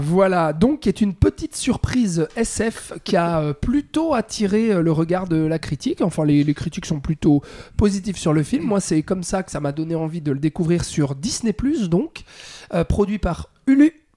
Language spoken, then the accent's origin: French; Switzerland; chez nous en Suisse